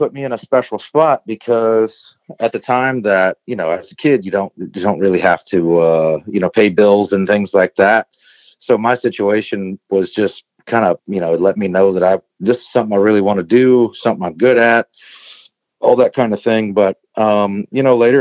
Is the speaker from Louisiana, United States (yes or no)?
yes; South Louisiana near New Orleans, United States; also born or lived in Nashville; growing up in South Louisiana near New Orleans